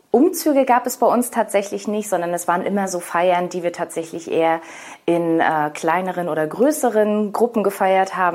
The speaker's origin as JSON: {"language": "German", "region": "Mecklenburg-Vorpommern", "country": "Germany", "tie": "born or raised there", "moved": "yes", "lives_now": "Novi Sad, Serbia", "said": "Ich komme ganz oben aus dem Norden, aus Mecklenburg-Vorpommern"}